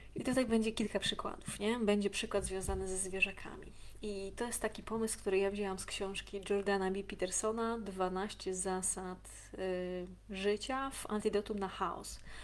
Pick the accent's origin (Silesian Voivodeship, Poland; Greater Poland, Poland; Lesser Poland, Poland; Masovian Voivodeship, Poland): Masovian Voivodeship, Poland; Warsaw; ja też z WWA